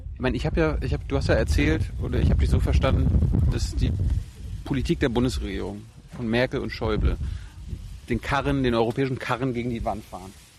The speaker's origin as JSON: {"language": "German", "region": "East Germany", "country": "Germany", "said": "ich komme ja aus dem Osten"}